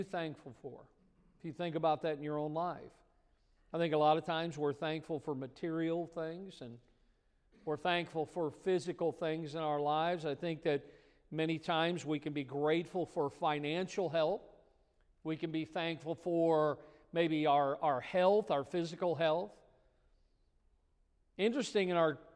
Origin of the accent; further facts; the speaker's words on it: Midwest, United States; moved away; I grew up in the Midwest